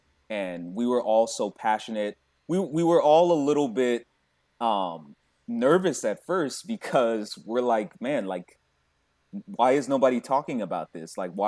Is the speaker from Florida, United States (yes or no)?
yes; Tampa, Florida, United States; That's where I'm from. I'm from the Tampa Bay area.